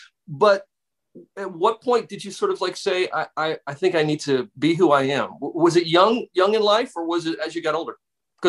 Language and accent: English; South Carolina, United States; I grew up Southern Baptist as well. Were you Southern Baptist? Okay, that's what I was. I grew up in South Carolina.